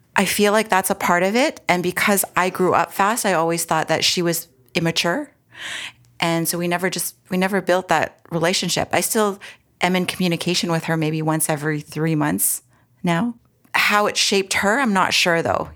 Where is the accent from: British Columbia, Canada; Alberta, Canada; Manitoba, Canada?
Alberta, Canada; Edmonton; moved away as an adult; also born or lived in Toronto, Ontario; now in Ontario, Canada; I was born and raised in Edmonton, Alberta, and prairie girl here.